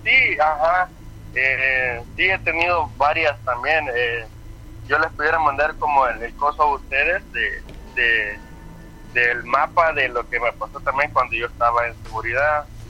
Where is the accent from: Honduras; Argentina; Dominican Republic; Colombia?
Honduras; Yo soy de Honduras